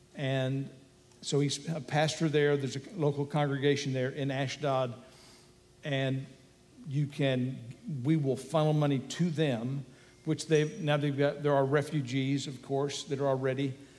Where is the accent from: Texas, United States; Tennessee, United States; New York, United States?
Texas, United States; I'm an American. Uh, and a, Texan too